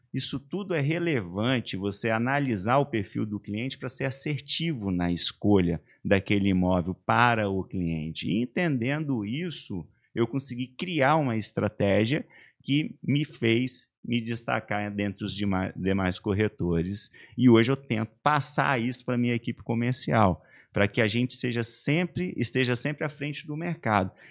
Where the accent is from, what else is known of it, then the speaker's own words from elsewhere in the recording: Vila Velha, Espírito Santo, Brazil; also born or lived in Coronel Fabriciano, Minas Gerais / Ipatinga, Minas Gerais; now in Santa Catarina, Brazil; Minha mãe foi morar no Espírito Santo, meus avós já estavam morando lá